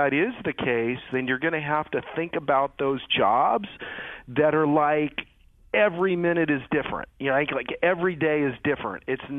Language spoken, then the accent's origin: English; McPherson, Kansas, United States; I was raised in McPherson, Kansas.